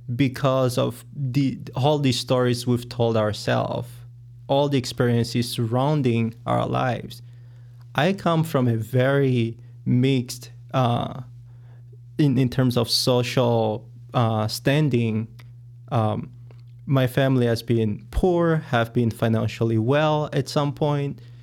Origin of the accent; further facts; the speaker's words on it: Angola; moved away as an adult; now in United States; I am from Angola in Africa, and I have been in the U S for about seven years